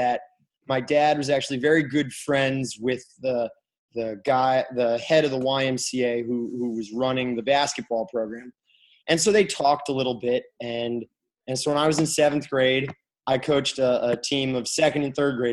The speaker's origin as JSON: {"language": "English", "town": "Kalamazoo", "region": "Michigan", "country": "United States", "moved": "yes", "said": "I'm from Kalamazoo, Michigan, and my parents still live there"}